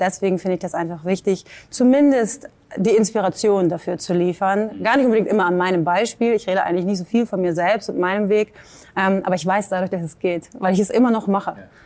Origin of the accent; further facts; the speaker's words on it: Hamburg, Germany; moved away; also born or lived in New York / Ireland; ich bin aus Hamburg